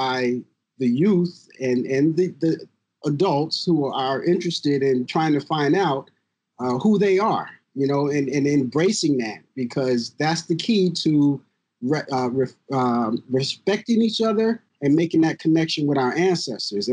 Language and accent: English; Rochester, New York, United States; also born or lived in Cleveland, Ohio; my hometown is Rochester. Actually, I grew up in Rochester